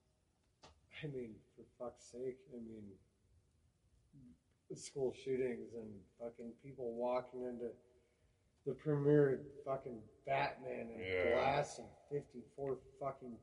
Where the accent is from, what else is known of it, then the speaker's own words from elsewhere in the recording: Wyoming, United States; We're a Wyoming folk